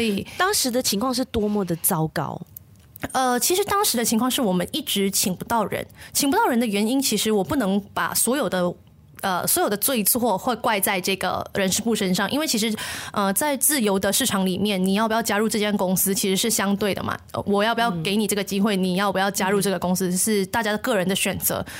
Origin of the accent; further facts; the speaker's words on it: Malaysia; 总是在跟别人介绍马来西亚的时候，我们说，哎，这是一个多元文化的国家